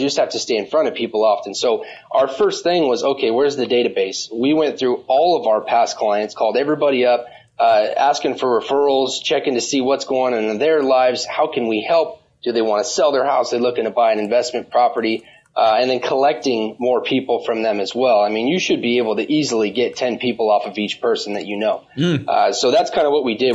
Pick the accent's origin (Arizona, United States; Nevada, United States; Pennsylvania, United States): Nevada, United States; Las Vegas; I'm actually born and raised in Las Vegas.